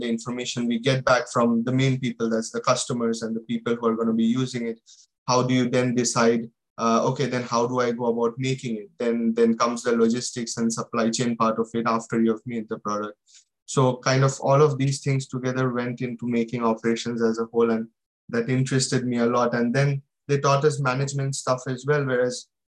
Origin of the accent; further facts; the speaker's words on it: India; moved away as an adult; now in United Kingdom; I came from India without any experience. I did my bachelor's and directly came for my master's